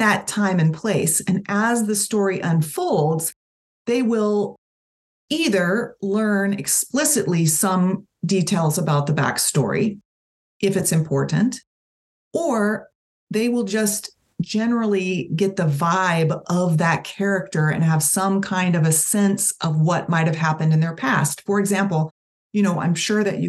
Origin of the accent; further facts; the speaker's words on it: Tampa, Florida, United States; I was born in 1973 in Tampa, Florida